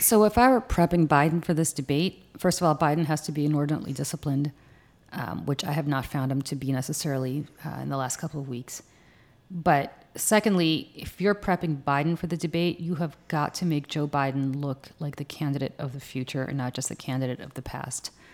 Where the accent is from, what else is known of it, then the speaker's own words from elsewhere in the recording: Moscow, Russia; moved away; what I was raised with as in Moscow